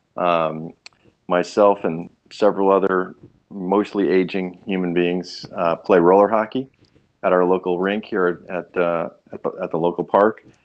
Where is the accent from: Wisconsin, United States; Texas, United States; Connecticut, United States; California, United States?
Connecticut, United States; now in Raleigh-Durham-Chapel Hill area, United States; I grew up in Connecticut, but but uh, but New York end of Connecticut